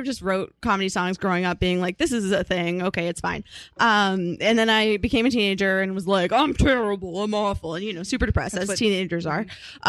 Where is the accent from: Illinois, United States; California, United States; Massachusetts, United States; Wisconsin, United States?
Massachusetts, United States; Arlington; moved away as an adult; now in New York, United States; I was born in Massachusetts. And then I was also raised in Massachusetts.